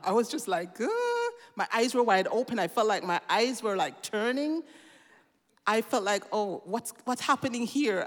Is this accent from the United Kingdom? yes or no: no; Jamaica; now in Switzerland; I grew up in Jamaica